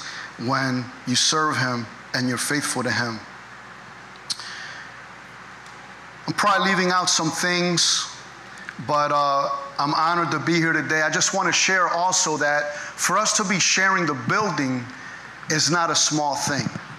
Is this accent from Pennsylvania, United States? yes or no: yes; Philadelphia, Pennsylvania, United States; I was born and raised in the city. I was actually born at Episcopal Hospital right there on Lehigh